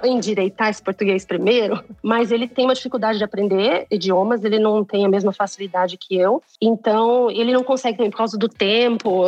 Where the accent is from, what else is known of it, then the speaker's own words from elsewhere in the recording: Campo Grande, Mato Grosso do Sul, Brazil; moved away as an adult; also born or lived in Campinas; now in Germany; eu sou de Campo Grande, Mato Grosso do Sul. Então eu já morava longe há muito tempo